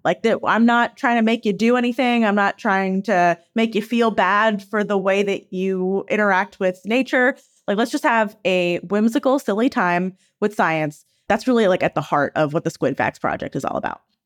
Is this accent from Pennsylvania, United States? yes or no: yes; Philadelphia, Pennsylvania, United States; I grew up in Philadelphia